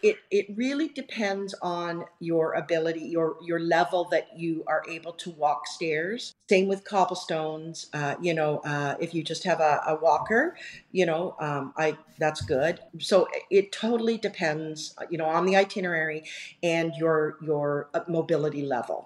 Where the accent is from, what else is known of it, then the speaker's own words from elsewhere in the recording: Canada; being Canadian, and right. being of British background